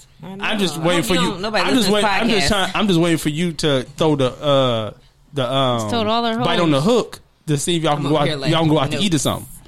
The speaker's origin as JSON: {"language": "English", "town": "Detroit", "region": "Michigan", "country": "United States", "moved": "yes", "lives_now": "Los Angeles, United States", "said": "I'm from Detroit."}